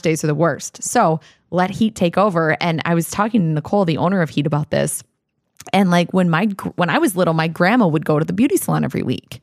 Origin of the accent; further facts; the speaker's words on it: Iowa, United States; now in Minnesota, United States; my hometown still has a very active cheerleading program